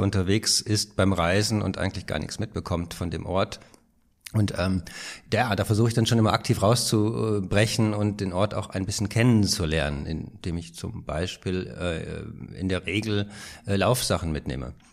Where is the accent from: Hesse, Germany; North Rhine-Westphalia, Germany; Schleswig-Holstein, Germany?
North Rhine-Westphalia, Germany; Rheine; now in Berlin, Germany; Geboren bin ich in Rheine. Das ist eine kleine Stadt äh, im Münsterland